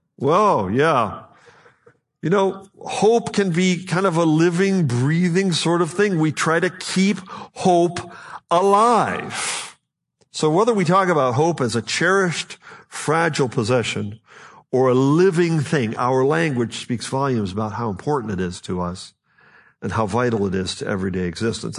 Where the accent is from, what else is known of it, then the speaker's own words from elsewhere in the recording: Buffalo, New York, United States; I'm from Western New York, near Buffalo